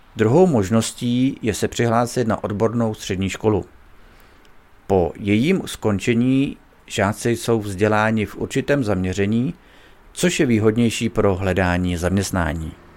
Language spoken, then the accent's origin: Czech; Bohemia, Czechia; U nás v Čechách